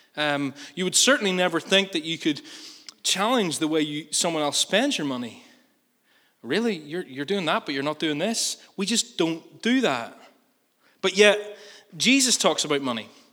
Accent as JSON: {"language": "English", "region": "Northern Ireland", "country": "United Kingdom", "said": "we're good Northern Irish people"}